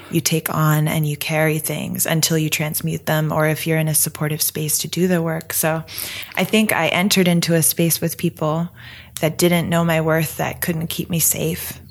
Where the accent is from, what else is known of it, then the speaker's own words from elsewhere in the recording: Denver, Pennsylvania, United States; I grew up in rural Pennsylvania hey! in a one traffic light town called Denver, PA